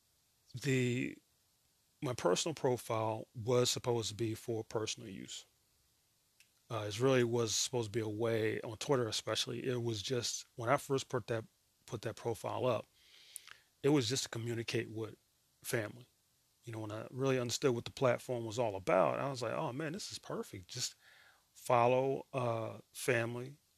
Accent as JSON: {"language": "English", "country": "United States", "said": "I'm American"}